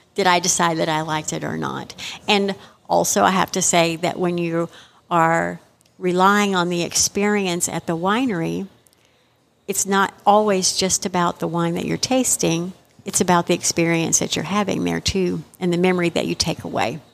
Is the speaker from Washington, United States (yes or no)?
no; Texas, United States; being a Texan myself, and we've always been known as proud Texans